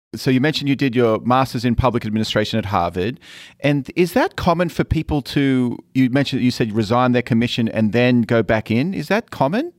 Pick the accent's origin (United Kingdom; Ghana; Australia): Australia; moved away; coming from Australia, where essentially you're a massive island